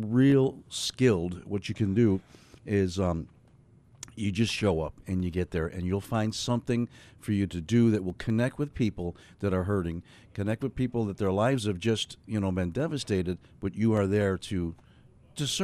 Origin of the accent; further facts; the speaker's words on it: New York, United States; I'm from New York